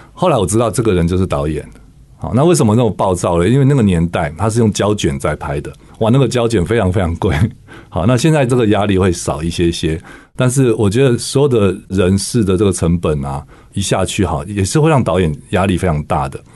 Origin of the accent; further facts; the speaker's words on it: Taipei, Taiwan; 我小时候只是在台北长大，我家在植物园的对面